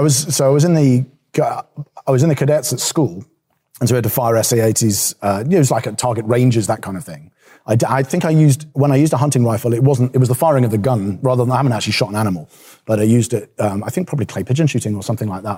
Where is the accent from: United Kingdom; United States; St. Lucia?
United Kingdom; England; as an English person